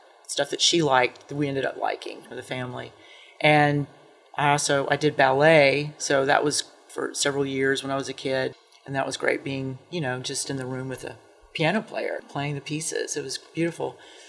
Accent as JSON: {"language": "English", "town": "Atlanta", "region": "Georgia", "country": "United States", "lives_now": "Athens, United States", "said": "I'm from Atlanta and came here to go to school and had never been to Athens before."}